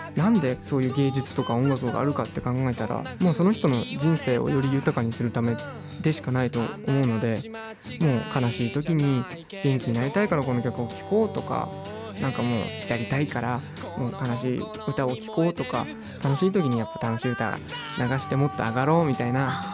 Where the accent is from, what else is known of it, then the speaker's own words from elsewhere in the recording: Utsunomiya, Tochigi, Japan; 宇都宮出身